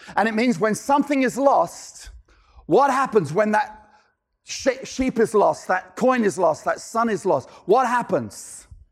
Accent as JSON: {"language": "English", "region": "London", "country": "United Kingdom", "moved": "yes", "said": "I'm originally from London, England"}